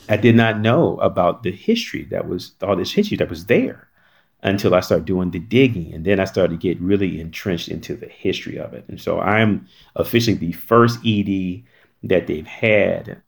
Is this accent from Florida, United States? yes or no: no; North Carolina, United States; moved away; I grew up in North Carolina